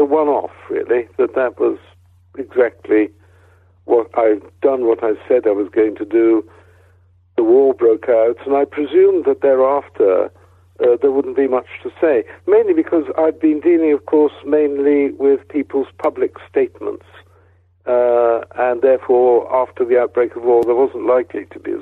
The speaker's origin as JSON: {"language": "English", "region": "Wales", "country": "United Kingdom", "also_born_or_lived": "Cambridge / Oxford / Cardiff / London", "moved": "yes", "said": "I come from Wales"}